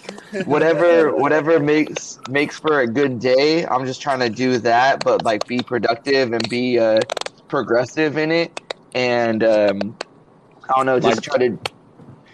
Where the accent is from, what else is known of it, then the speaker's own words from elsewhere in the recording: San Miguel, California, United States; moved away as an adult; now in Los Angeles, United States; back in my hometown of San Miguel